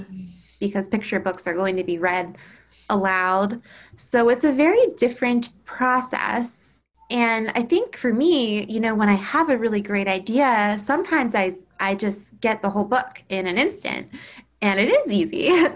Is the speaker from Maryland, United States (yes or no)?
yes; Baltimore, Maryland, United States; also born or lived in Durham, North Carolina; I was born in Baltimore, eh, which is where I live now. Um, I've lived here my whole life, except for when I went to college at Duke University